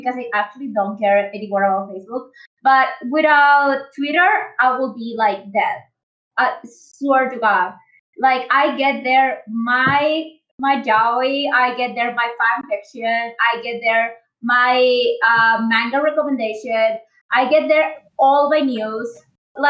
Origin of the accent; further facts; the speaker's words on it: Mexico; I'm 26, so and I'm from Mexico